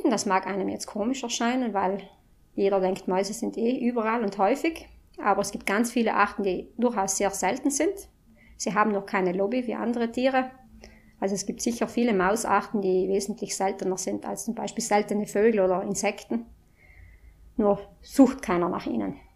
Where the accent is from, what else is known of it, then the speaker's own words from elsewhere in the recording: Marling, Trentino-Alto Adige, Italy; ich komme aus Marling.